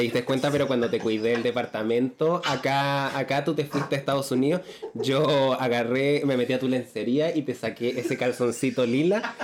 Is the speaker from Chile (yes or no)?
yes; Sótero del Río hospital, Santiago Metropolitan Region, Chile; yo nací en el Sotero del Río